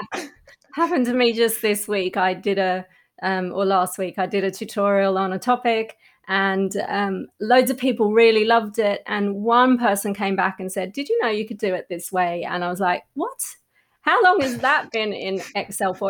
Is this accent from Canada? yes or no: no; Australia; moved away as an adult; also born or lived in London; in London as an Australian